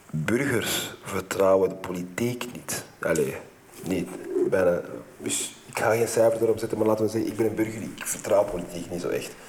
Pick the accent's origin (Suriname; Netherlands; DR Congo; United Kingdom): DR Congo; Dat is een project. ik ben ook Congolees trouwens.